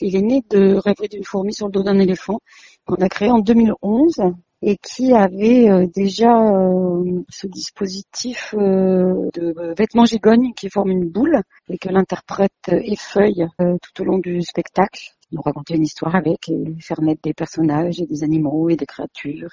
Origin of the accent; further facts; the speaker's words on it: Ardèche, Auvergne-Rhône-Alpes, France; j'ai grandi euh, en Ardèche, dans une petite toute petite ville